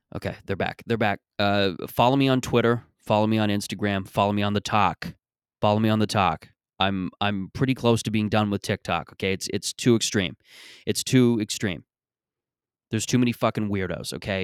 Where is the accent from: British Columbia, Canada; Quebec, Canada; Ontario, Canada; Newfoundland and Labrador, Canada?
Ontario, Canada; Mississauga; when I was growing up in Mississauga and growing up in, in this area